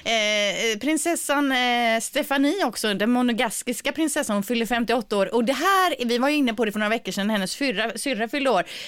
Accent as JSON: {"language": "Swedish", "town": "Gothenburg", "region": "Västra Götaland", "country": "Sweden", "accent": "göteborgska", "said": "min göteborgska"}